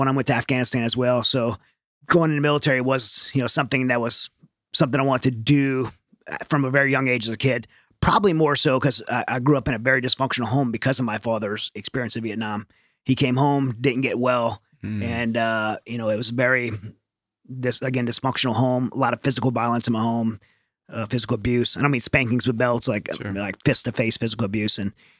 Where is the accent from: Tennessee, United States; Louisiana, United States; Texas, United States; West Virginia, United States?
Louisiana, United States; Yeah, well, I'm from Southern Louisiana, so I'm kind of Cajun boy at heart, like very Southern Louisiana, mud between my toes. Like I grew up in the swamps